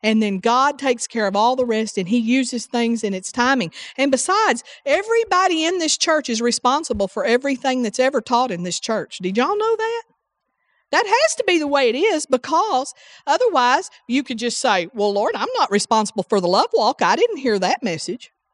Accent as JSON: {"language": "English", "region": "the South", "country": "United States", "said": "I'm from the South"}